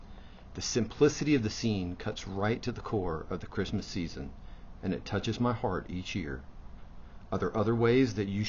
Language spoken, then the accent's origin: English; United States; a member here at Roswell Presbyterian Church. Just like most young boys growing up in America in the 1980s